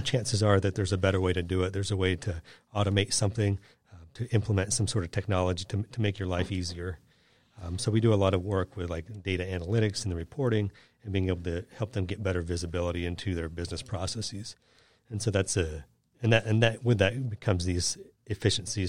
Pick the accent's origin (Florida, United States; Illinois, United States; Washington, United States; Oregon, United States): Washington, United States; Seattle; moved away; I'm from Seattle, and I grew up climbing mountains